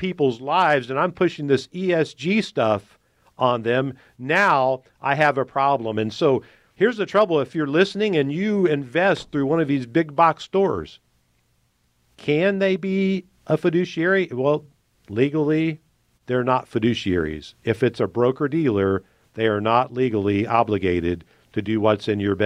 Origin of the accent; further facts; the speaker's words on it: United States; as an American